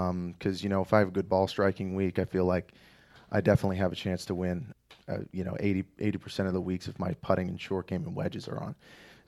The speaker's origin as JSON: {"language": "English", "town": "DuPont", "region": "Pennsylvania", "country": "United States", "tie": "born or raised there", "said": "So I grew up in a very small town just outside of Scranton, PA, called DuPont."}